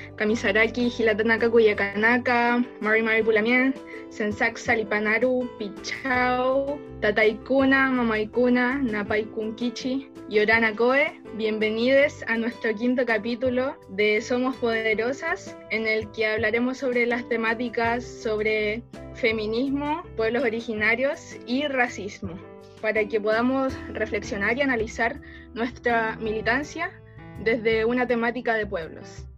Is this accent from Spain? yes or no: no; Quilpué, Valparaíso, Chile; yo nací acá en Quilpue